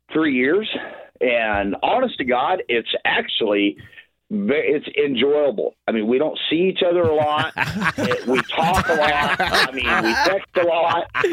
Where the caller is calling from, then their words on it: Iowa, United States; Western Iowa.